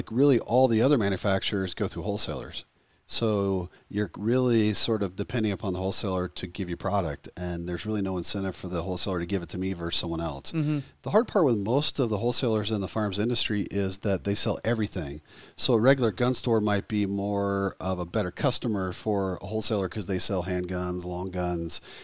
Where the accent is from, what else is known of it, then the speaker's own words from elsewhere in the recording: the South, United States; I grew up in the South here, and I used to always go fishing with my grandfather in Alabama.